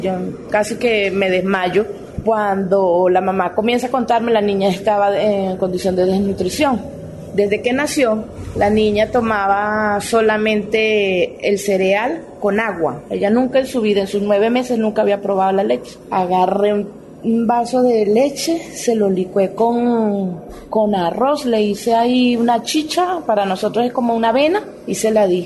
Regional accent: Barquisimeto, Lara, Venezuela; moved away as an adult; now in Bucaramanga, Colombia; la ciudad donde yo, de donde yo vengo, que es Barquisimeto

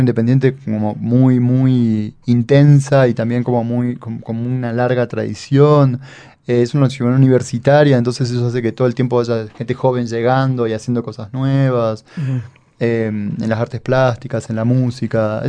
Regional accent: town near Río Cuarto, southern Córdoba, Argentina; accent: cordobés (tonada cordobesa, softer southern Córdoba); una ciudad muy cercana al pueblo donde yo nací, donde viví, donde vive mi familia

